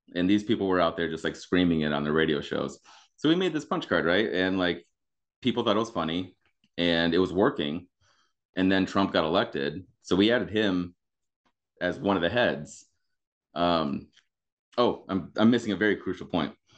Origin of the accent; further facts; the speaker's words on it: Grand Rapids, Michigan, United States; moved away as an adult; also born or lived in Youngstown, Ohio / Pittsburgh; now in Chicago, United States; I grew up in Michigan, uh, over by Grand Rapids.